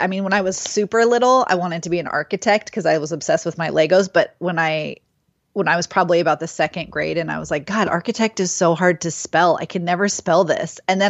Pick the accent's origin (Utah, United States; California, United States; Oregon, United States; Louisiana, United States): California, United States; Oakland; Yeah, I am from the Bay Area, from Oakland. So East Bay, for anyone who knows.